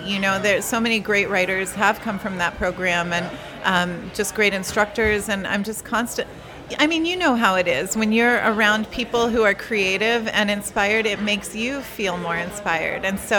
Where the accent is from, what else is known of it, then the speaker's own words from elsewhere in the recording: Ohio, United States; now in California, United States; Right. So, well, I grew up in Ohio